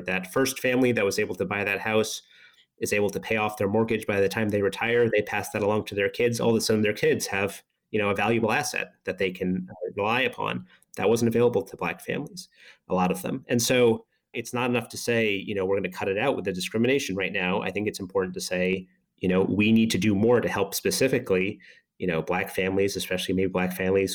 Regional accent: Boston, Massachusetts, United States; I grew up in Boston

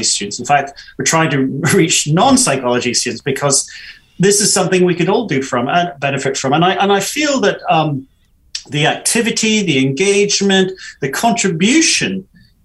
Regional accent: United Kingdom; especially as British

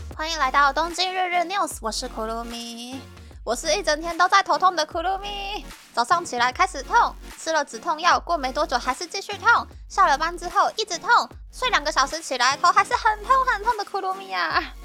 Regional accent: Taiwan; moved away as an adult; also born or lived in Japan; now in Tokyo, Japan; 在台湾毕业的我呢

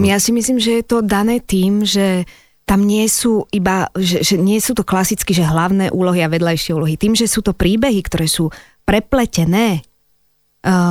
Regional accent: Slovakia; first language Slovak; also born or lived in Czechoslovakia; ja som naozaj Čechoslovenka, narodila som sa v Československu a od malička tak, ako som bola, samozrejme, že moja rodná reč je Slovenčina

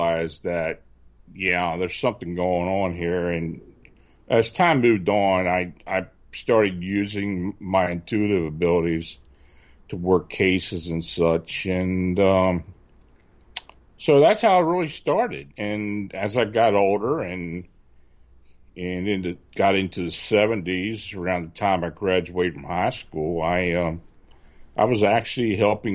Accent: near Gettysburg, Pennsylvania, United States; moved away as an adult; also born or lived in Baltimore, Maryland; I was living near Gettysburg, which I do now again, and I used to spend a lot of time on the battlefield as a kid. So I used to get on my bike and ride from my hometown

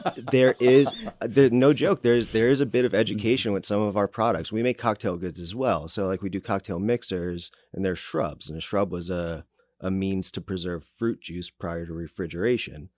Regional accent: New Jersey, United States; now in Kansas City, United States; I grew up in New Jersey, and that's why sometimes it sounds like I, got, I talk with peanut butter in my mouth

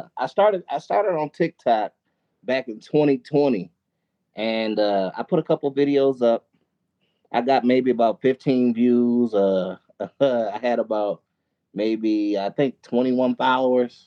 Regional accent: Milwaukee, Wisconsin, United States; I actually live in Milwaukee, Wisconsin. Wisconsin. Born and raised in Milwaukee

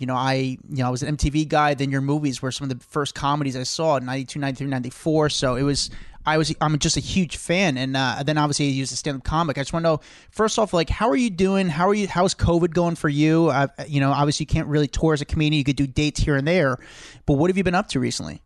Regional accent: New York, United States; as a New Yorker

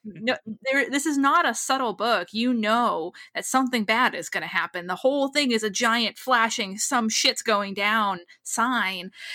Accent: New England, United States; moved away as an adult; now in Los Angeles, United States; I grew up in New England. I've lived in Los Angeles for a number of years

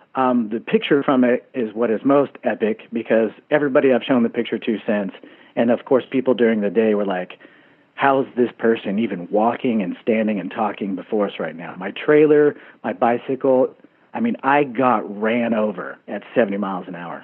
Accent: Texas, United States; now in Bozeman, United States; my home state of Texas

